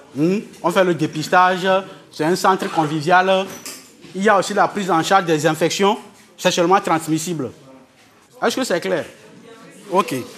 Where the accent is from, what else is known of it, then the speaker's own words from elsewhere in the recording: Tabligbo, Maritime, Togo; also born or lived in Lomé; j'ai grandi ici à Tablebo. J'ai commencé l'école à Tablebo ici